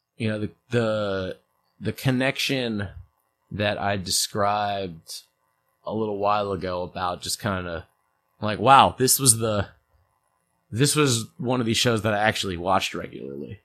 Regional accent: St. Louis, Missouri, United States; born or raised there; also born or lived in New York

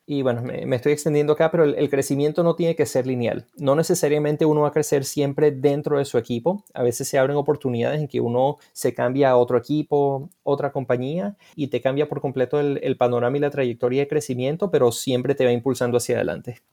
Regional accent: Mérida, Venezuela; moved away as an adult; also born or lived in Florida, United States; now in United States; Mérida, Venezuela, por supuesto, que casualmente es donde yo nací. bueno, perdón, perdón, no nací, pero allí me crié

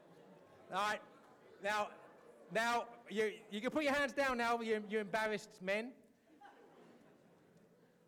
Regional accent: England, United Kingdom; moved away as an adult; now in United States; I'm an Englishman

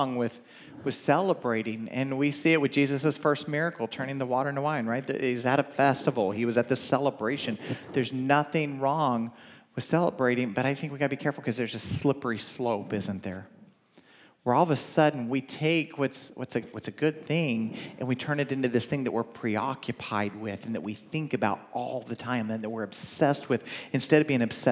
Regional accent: the South, United States; I'm from the South

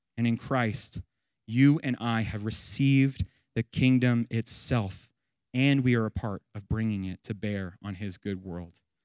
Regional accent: United States

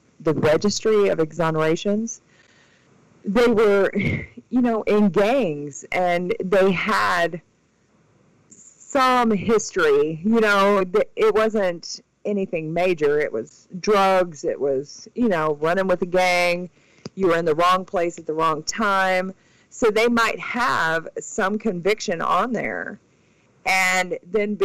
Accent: Indiana, United States; I helped work on the legislation to pass compensation in my home state

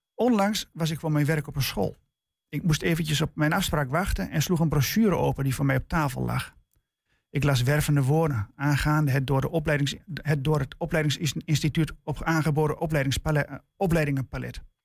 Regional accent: Twente, Overijssel, Netherlands; bij ons in Twente

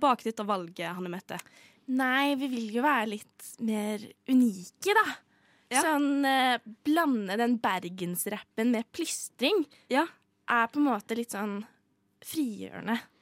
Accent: Bømlo, Vestland, Norway; Jeg kommer jo fra Bømlo. Det er en liten kommune på Vestlandet

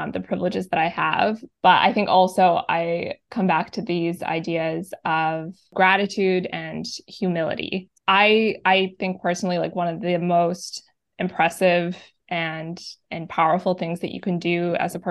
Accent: Yellowknife, Northwest Territories, Canada; now in Victoria, Canada; I was born and raised in Yellowknife Northwest Territories

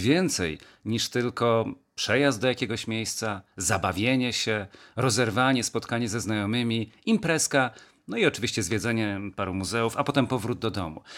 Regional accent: Kielce, Świętokrzyskie Voivodeship, Poland; jestem synem ziemi kieleckiej, jestem kielczaninem z Cyzorykiem

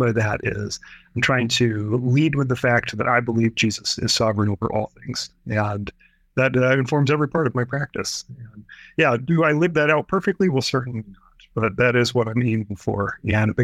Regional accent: Los Angeles, California, United States; moved away as an adult; also born or lived in Northwest Iowa; now in Sioux Center, United States; I grew up in Southern California. Dort's located in Northwest Iowa. So I'm this city kid from Los Angeles

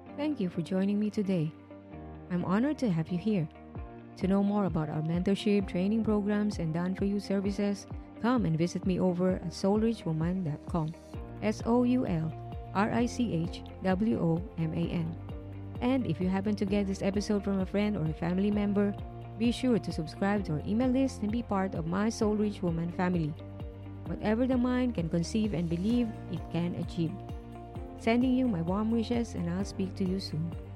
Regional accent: Philippines; moved away as an adult; now in Singapore; 13 years as overseas Filipino worker

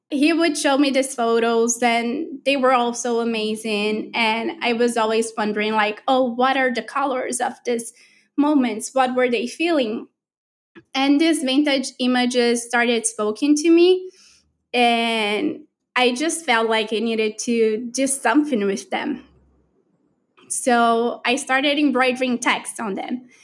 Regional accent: Brazil; moved away; I'm from Brazil

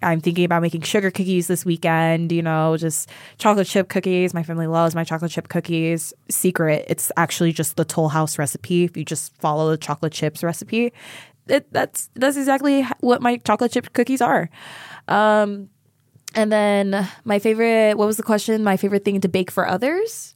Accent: Sacramento, California, United States; moved away; my hometown of Sacramento

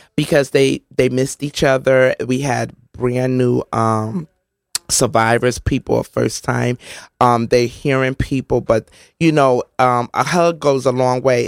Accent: New Haven, Connecticut, United States; I grew up on Canal Street, one twenty Canal Street, sixth floor apartment sixty-six, which is now Monterey Place

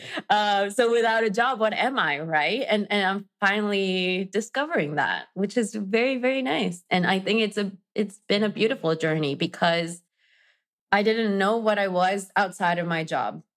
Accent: Mexico; English is a second language; moved away as an adult; now in New York, United States; I am originally from Mexico. I am now based in New York

